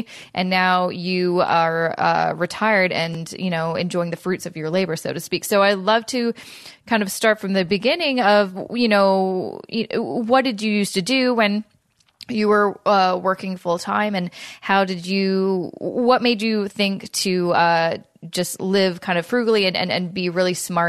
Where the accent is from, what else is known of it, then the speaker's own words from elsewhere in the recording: West Coast, Canada; now in Toronto, Canada; And I'm originally from the West Coast. Then I moved to Toronto. And I don't know. It's kind of a mesh of both those accents. But it's not super Canadian, I'd say.